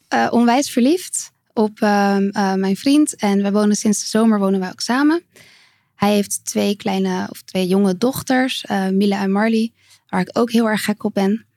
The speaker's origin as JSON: {"language": "Dutch", "town": "Capelle aan den IJssel", "region": "South Holland", "country": "Netherlands", "tie": "born or raised there", "said": "In Capelle aan den IJssel."}